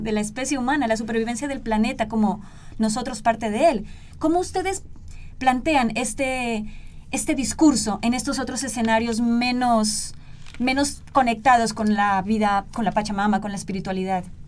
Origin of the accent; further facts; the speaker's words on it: southern Colombia, Colombia; now in Guatemala; yo soy de Colombia, del sur de, Colombia